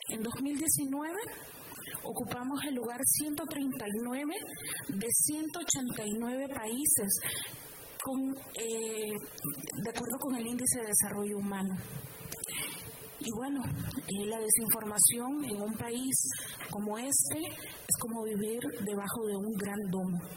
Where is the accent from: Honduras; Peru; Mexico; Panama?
Honduras; yo vengo de Honduras ese país con forma de corazón extendido que une las dos Américas